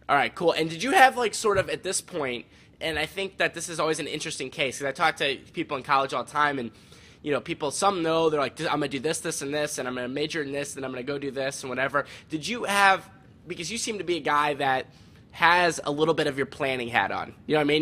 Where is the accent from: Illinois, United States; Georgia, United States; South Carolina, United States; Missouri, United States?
Missouri, United States; St. Louis; I grew up in St. Louis